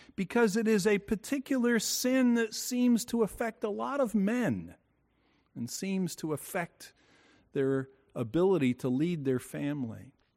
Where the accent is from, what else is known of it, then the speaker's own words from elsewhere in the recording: Bayonne, New Jersey, United States; We lived in a four-story row house as I grew up in Bayonne, New Jersey